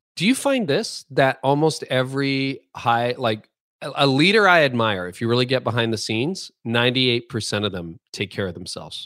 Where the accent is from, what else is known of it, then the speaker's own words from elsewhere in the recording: Canada; being Canadian